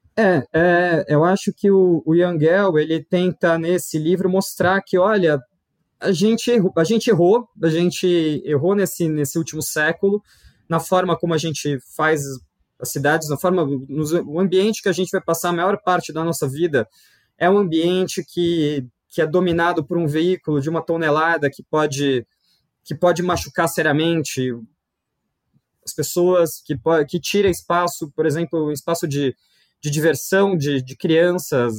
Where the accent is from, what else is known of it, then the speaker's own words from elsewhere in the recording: São Paulo, Brazil; eu sou de São Paulo, nascido e criado e, e, fiz a minha vida toda aqui